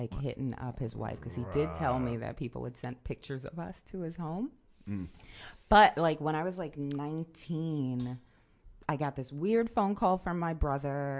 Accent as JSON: {"language": "English", "town": "New York City", "region": "New York", "country": "United States", "tie": "born or raised there", "said": "I grew up in the South Bronx"}